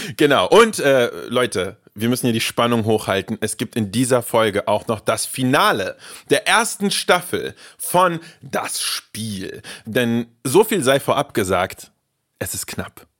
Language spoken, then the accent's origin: German; Germany; also born or lived in Russia; ich bin in Russland geboren, als sehr junger Bursche nach Deutschland gekommen